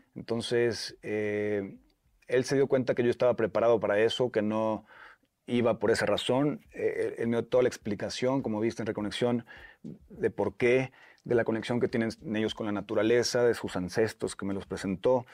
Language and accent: Spanish; Puerto Vallarta, Jalisco, Mexico; Sí, soy de Puerto Vallarta